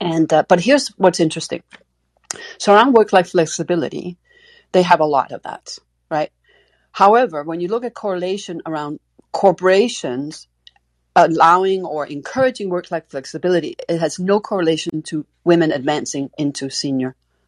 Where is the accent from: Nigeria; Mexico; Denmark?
Denmark; I'm from Denmark originally.